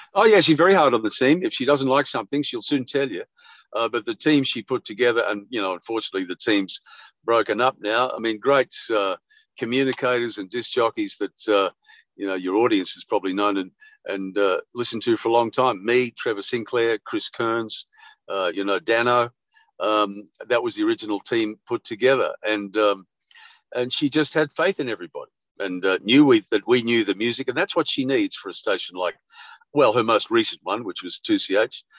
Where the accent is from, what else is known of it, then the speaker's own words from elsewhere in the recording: Sydney, New South Wales, Australia; moved away as an adult; also born or lived in Bathurst; I'm a kid from Bondi.